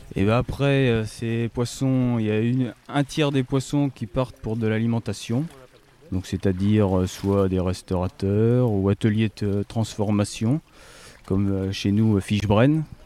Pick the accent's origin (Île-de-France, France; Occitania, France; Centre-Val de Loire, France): Centre-Val de Loire, France; Brenne; comme chez nous en Brenne